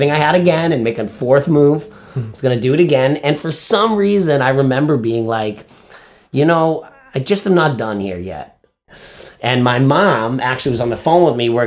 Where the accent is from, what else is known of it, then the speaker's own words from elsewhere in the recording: Winthrop, United States; moved away as an adult; my hometown of Winthrop